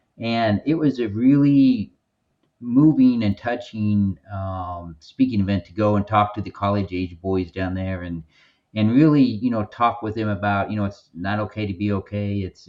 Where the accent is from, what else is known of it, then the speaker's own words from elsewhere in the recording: the South, United States; accent: country; also born or lived in Missouri; Oh, I grew up in the South.